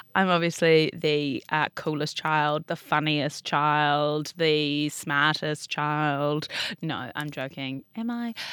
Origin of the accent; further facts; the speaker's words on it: Auckland, New Zealand; now in Wellington, New Zealand; I was born in Auckland. Uh-huh. I grew up in Auckland.